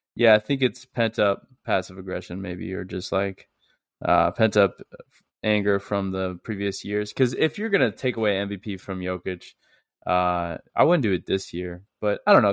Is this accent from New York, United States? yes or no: no; St. Louis, Missouri, United States; I'm from Saint Louis